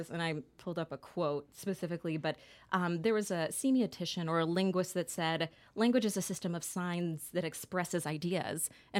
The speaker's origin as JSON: {"language": "English", "town": "Dallas", "region": "Texas", "country": "United States", "moved": "as an adult", "lives_now": "New York, United States", "said": "I am originally from Dallas, Texas, and recently moved out to New York about 6 months ago."}